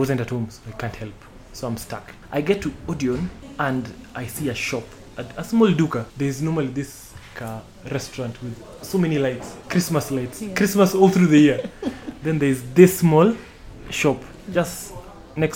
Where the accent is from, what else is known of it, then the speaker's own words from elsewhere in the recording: Kisumu, Kisumu County, Kenya; now in Nairobi, Kenya; I spent a lot of my childhood in Kisumu